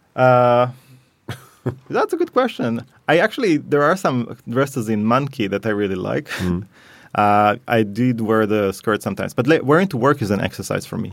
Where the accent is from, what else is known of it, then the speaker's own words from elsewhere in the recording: Tel Aviv, Tel Aviv District, Israel; moved away as an adult; also born or lived in Paris / Helsinki; now in Stockholm, Sweden; I was brought up in Tel Aviv.